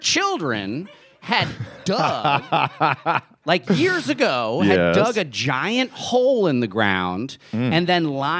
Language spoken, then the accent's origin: English; New Jersey, United States; Because that's what it was growing up in New Jersey.